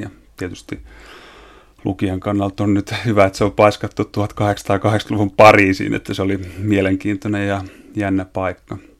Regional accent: Eastern Finland, Finland; moved away; mähän oon viettänyt lapsuuteni tuolla Itä-Suomessa semmoisen Tiuruniemen tuberkuloosi parantolan kupeessa

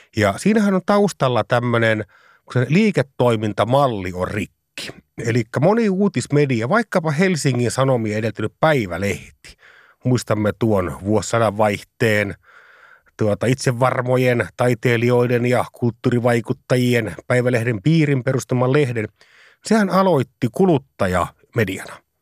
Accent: Savonlinna, South Savo, Finland; mä pääsin pikkupoikana Savonlinnassa itä savolehdellä kokemaan sen tilanteen

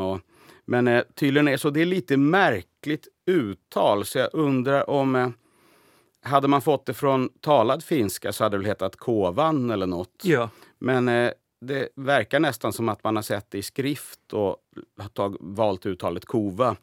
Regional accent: Sweden; now in Finland; jag, var nyss hemma i Sverige

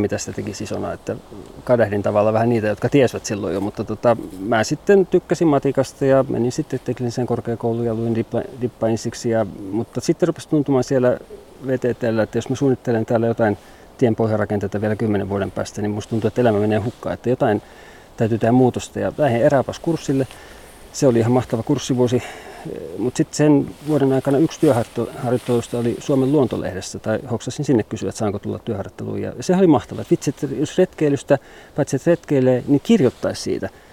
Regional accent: Helsinki capital region, Uusimaa, Finland; moved away as an adult; now in Kuhmo, Finland; Mä oon kotoisin pääkaupunkiseudulta

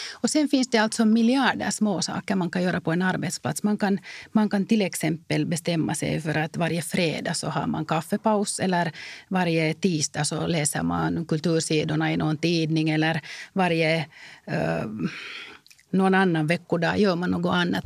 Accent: Finland; jag är finländare

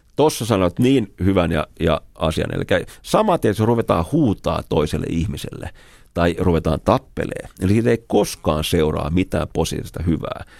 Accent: Finland; Mä sanoin, että me ollaan Suomesta

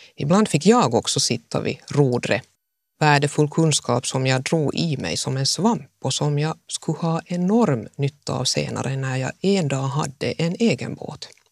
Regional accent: Jakobstad, Ostrobothnia, Finland; also born or lived in Mässkär / Helsinki; jag tog mig genast hem till Jakobstad

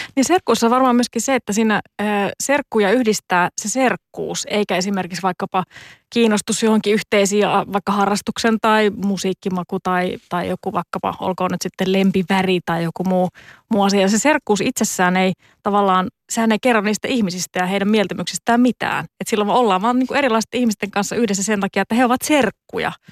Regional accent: Joensuu, North Karelia, Finland; omassa kotikaupungissani Joensuussa

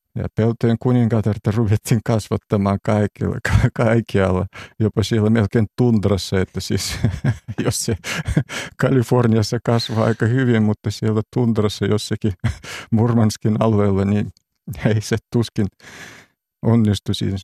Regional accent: Urals, Russia; Finnish is a second language; now in Finland; itse on syntynyt siellä keskellä – Venäjän keskellä, tai siis Neuvostoliiton ihan siellä Uralin puolella

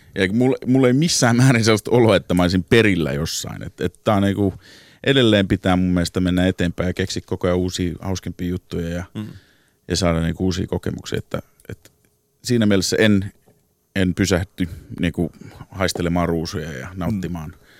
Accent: Helsinki, Uusimaa, Finland; now in New York, United States; Mä oon alun perin kotoisin Helsingin takatöölöstä

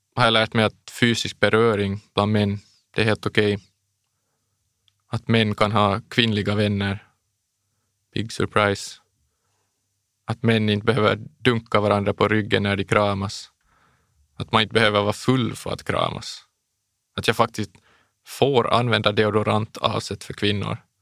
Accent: Bromarv, Uusimaa, Finland; also born or lived in Los Angeles, United States; Det började när jag var sex år gammal. Vi flyttade då från Los Angeles till Bromarv

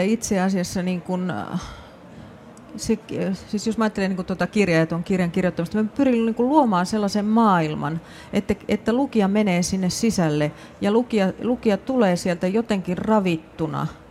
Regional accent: Raahe, North Ostrobothnia, Finland; omasta kotikaupungistani Raahesta

